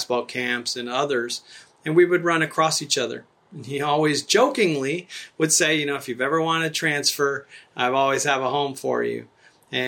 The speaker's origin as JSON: {"language": "English", "town": "Tucson", "region": "Arizona", "country": "United States", "tie": "born or raised there", "also_born_or_lived": "Nuevo Casas Grandes, Chihuahua, Mexico", "said": "growing up in Tucson, Arizona is where I grew up"}